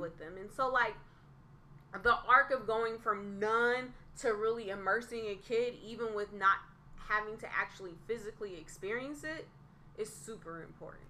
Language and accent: English; Northern California, United States; being from Northern California